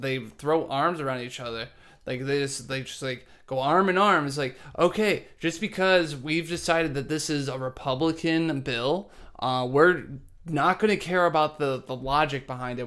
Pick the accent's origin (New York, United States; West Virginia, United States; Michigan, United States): Michigan, United States; Dearborn; I grew up in Dearborn